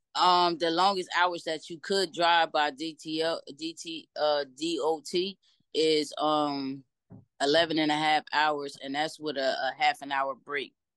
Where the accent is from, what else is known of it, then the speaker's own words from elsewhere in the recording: Trenton, New Jersey, United States; I'm from Trenton, New Jersey, born and okay, raised.